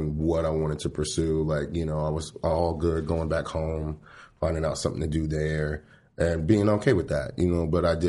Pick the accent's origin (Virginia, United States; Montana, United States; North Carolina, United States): North Carolina, United States; Fayetteville; moved away; also born or lived in Washington, D.C. / Atlanta, Georgia; I was born in Cape Fear Valley Hospital in Fayetteville, North Carolina. And then I spent a bit part of my life in Washington, D.C. as well.